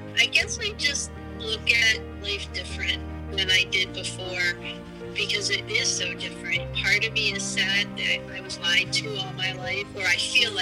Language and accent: English; New Jersey, United States; also born or lived in Logan, West Virginia; I was adopted from West Virginia, and I was adopted in New Jersey